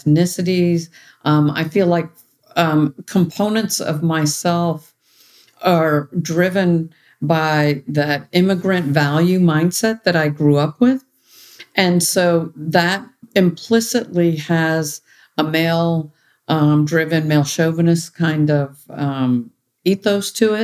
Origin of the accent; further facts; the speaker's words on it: United States; to have had this upbringing as an American with Indian cultural roots.